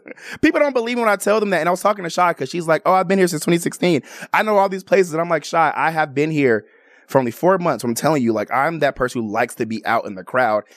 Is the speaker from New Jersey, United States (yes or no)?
no; Chicago, Illinois, United States; now in Las Vegas, United States; I'm from the West Side.